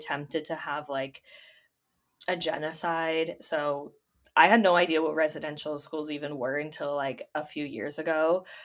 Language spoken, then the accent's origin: English; Ontario, Canada; I'm from Ontario